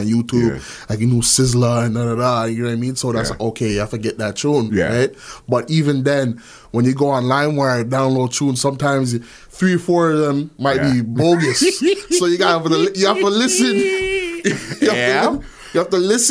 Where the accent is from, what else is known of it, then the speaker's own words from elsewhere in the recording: Toronto, Ontario, Canada; also born or lived in Brampton, Ontario; I'm from Malvern, and then I moved to Brampton, right, in 2000, like early 2000